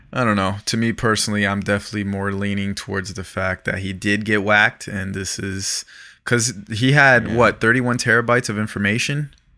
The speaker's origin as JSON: {"language": "English", "area": "Broward County", "region": "South Florida", "country": "United States", "tie": "born or raised there", "moved": "yes", "lives_now": "Los Angeles, United States", "said": "I'm from South Florida. I'm from Broward County"}